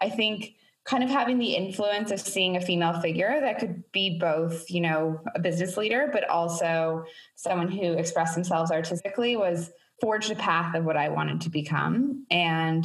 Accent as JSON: {"language": "English", "town": "Toronto", "region": "Ontario", "country": "Canada", "tie": "born or raised there", "moved": "as an adult", "lives_now": "New York, United States", "said": "I grew up in Toronto, so it feels very, comforting to be back home. I grew up in Etobicoke"}